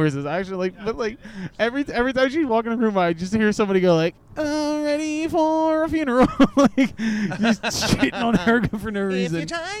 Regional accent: Philadelphia, Pennsylvania, United States; we're all from Philadelphia.

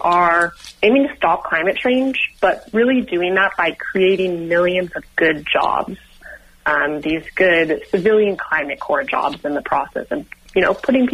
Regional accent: Sonoma County, California, United States; I was born and raised in Sonoma County and still live in Sonoma County right now

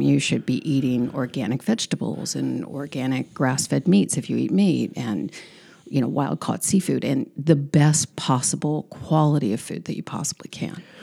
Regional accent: San Diego, California, United States; moved away as an adult; also born or lived in Encinitas; now in Rehoboth Beach, United States; I grew up on the border

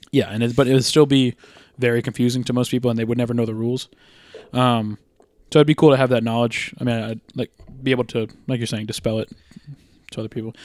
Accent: United States; as an American

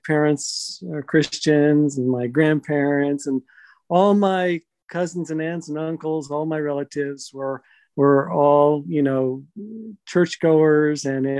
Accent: Massachusetts, United States; born there; No, I was born in Massachusetts.

